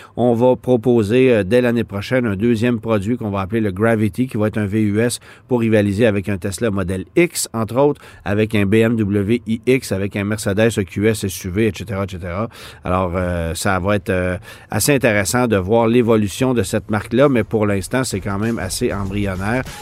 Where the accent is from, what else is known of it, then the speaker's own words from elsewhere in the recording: Quebec, Canada; chez nous au Québec